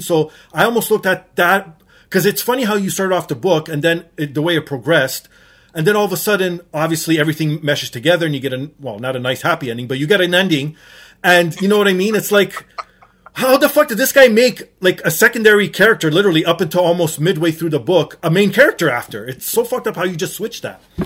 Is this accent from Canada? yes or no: yes; Toronto, Ontario, Canada; born and raised in Toronto, Portuguese background